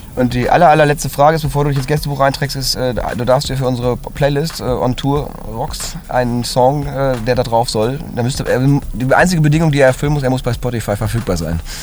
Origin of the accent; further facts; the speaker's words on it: Cologne, North Rhine-Westphalia, Germany; also born or lived in Hamburg; als Kölner